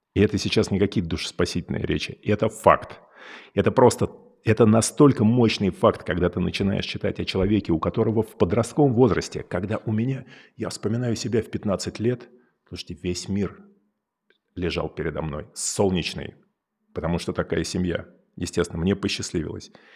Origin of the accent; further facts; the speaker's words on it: Moscow, Russia; moved away as an adult; also born or lived in California; я вырос в Москве